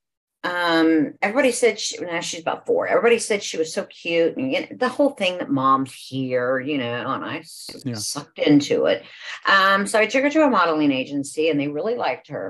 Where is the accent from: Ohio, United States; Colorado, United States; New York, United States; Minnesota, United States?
Ohio, United States; Franklin; now in Georgia, United States; I actually grew up in Ohio, in a small town, Franklin, Ohio